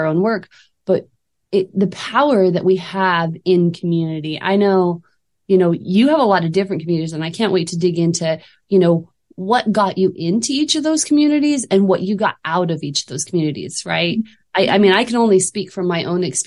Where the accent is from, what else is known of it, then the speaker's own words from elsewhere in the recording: Utah, United States; moved away as an adult; now in Idaho, United States; growing up in Utah with the LDS community surrounding me